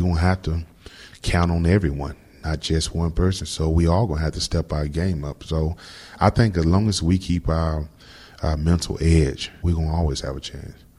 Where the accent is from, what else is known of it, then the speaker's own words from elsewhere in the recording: Florida, United States; moved away as an adult; also born or lived in New England; now in Houston, United States; growing up in Florida, you know, all my life I've been in it